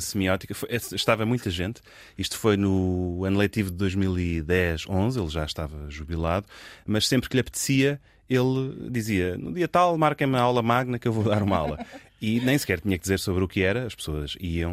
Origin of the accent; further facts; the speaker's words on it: Lisbon, Portugal; nasci num, num meio privilegiado em Lisboa